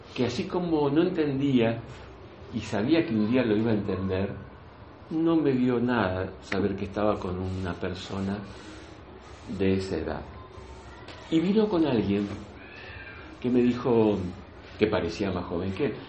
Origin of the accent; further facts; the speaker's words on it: outskirts of Buenos Aires, Buenos Aires Province, Argentina; now in Spain; Yo nací en la Argentina, nací en, los, las afueras de la capital federal, por lo tanto mi forma de vida fue muy del campo